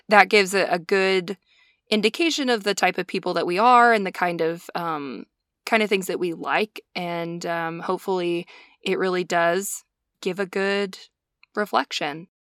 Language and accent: English; Montana, United States; we're both from Montana